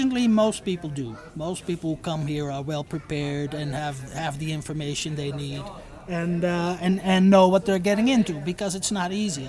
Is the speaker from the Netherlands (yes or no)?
yes; Netherlands; moved away as an adult; now in Iquitos, Peru; I am from Holland. I grew up in the Netherlands